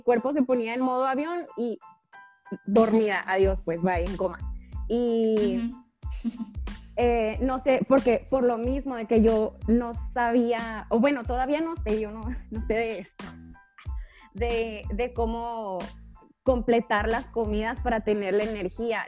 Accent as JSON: {"language": "Spanish", "region": "Sonora", "country": "Mexico", "said": "soy de Sonora, entonces acá la carne es de que, ¿cómo eres de Sonora no comes carne?"}